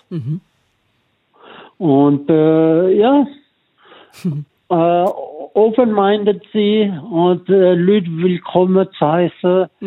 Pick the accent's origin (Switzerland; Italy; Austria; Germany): Switzerland; Romandy; now in South Africa; ich sage immer, ich komme aus der Westschweiz, was eigentlich stimmt.